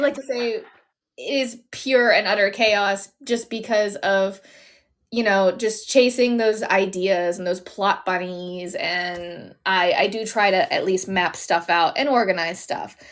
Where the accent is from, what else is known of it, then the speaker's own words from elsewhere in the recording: Pittsburgh, Pennsylvania, United States; my hometown of Pittsburgh